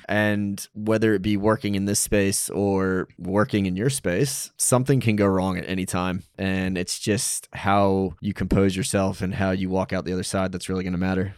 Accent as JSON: {"language": "English", "country": "United States", "also_born_or_lived": "New York City", "moved": "as an adult", "lives_now": "Australia", "said": "being an American"}